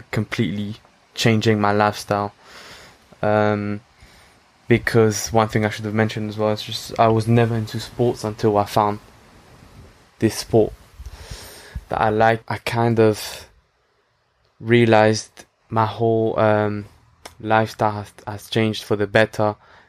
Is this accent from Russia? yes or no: no; France; now in London, United Kingdom; I grew up in France